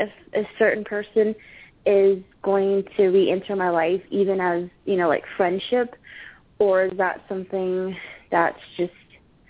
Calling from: Arizona, United States

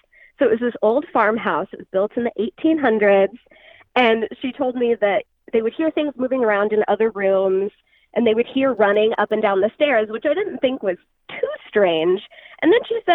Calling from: Sacramento, California, United States; I'm calling from Sacramento, California

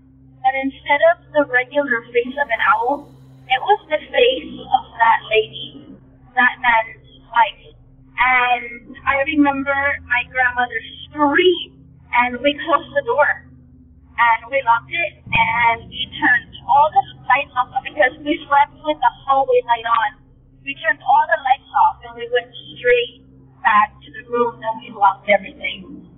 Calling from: South Texas, United States; Hello, I'm calling from Texas, South Texas to be exact. This occurred when I was around 11 or 12 years old. I'm 22 now, so it's been a couple of years. We live in a small town that's really, really, really close to the border.

